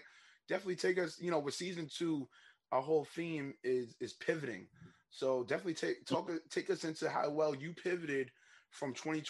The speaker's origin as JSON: {"language": "English", "town": "New York City", "region": "New York", "country": "United States", "tie": "born or raised there", "also_born_or_lived": "Harlem, New York", "said": "I was raised in Queens."}